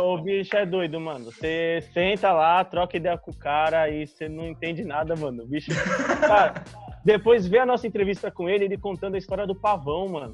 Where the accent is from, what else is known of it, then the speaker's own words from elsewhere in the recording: São Paulo, Brazil; a gente é de São Paulo